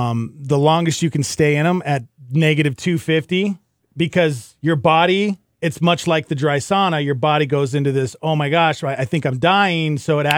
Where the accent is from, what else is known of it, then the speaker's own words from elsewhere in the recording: Montana, United States; moved away; I grew up in Montana, all right? It was below zero all the time